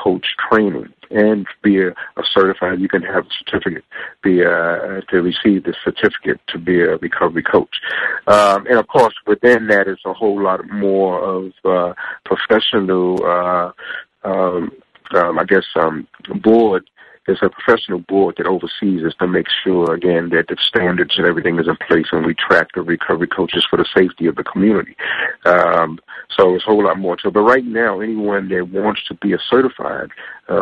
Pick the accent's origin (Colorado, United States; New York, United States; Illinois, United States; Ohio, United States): New York, United States; New York City; moved away as an adult; now in Texas, United States; I grew up on stage in New York City